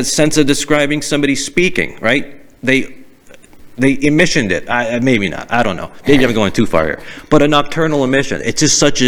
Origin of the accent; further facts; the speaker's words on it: Boston, Massachusetts, United States; accent: Boston; I had a Boston accent.